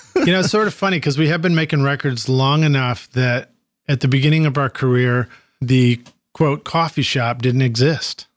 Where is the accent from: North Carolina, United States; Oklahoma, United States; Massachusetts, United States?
Massachusetts, United States; Dartmouth; originally from Dartmouth, Mass, my hometown too, Massachusetts